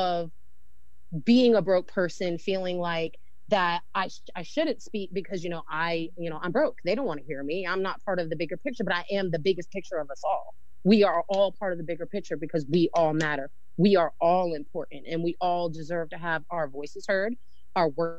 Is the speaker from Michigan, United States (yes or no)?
no; New Jersey, United States; moved away as an adult; now in North Carolina, United States; So originally, I'm from New Jersey. I was born and raised there, and then I moved here about 14 years ago.